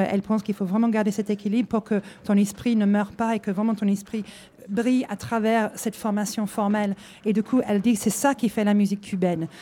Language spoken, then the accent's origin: French; Hull, Yorkshire and the Humber, United Kingdom; French is a second language; moved away as an adult; now in France; ça fait 20 ans que je suis là. Je viens de Hull, normalement, dans le nord de l'Angleterre